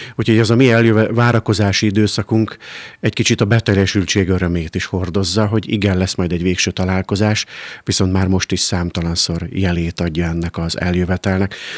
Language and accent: Hungarian; Pécs, Baranya, Hungary; moved away; hiszen én is vidéki vagyok, nálunk Pécsett gyakoriak voltak ebben az időszakban